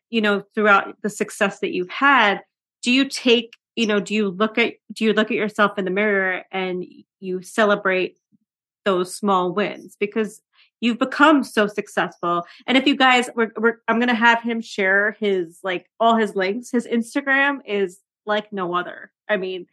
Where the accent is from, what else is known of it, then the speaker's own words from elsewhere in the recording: New York City, New York, United States; being a New Yorker